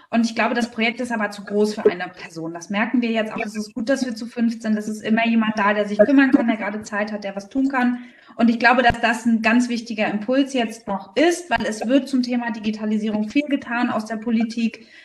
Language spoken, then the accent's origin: German; Berlin, Germany; now in Rostock, Germany; ich bin gar kein gebürtiger Fischkopf, sondern ich komme eigentlich aus Berlin. Aber bin ja 2014 nach äh, Rostock gezogen